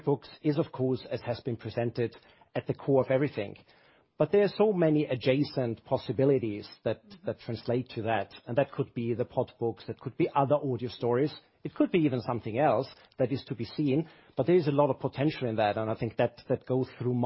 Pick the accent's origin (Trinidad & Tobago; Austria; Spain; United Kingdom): Austria; the background 47 years ago is that I was born in Austria